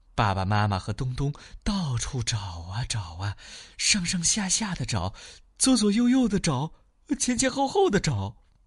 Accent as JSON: {"language": "Chinese", "town": "Xi'an", "region": "Shaanxi", "country": "China", "said": "我们西安的疫情有一些反复"}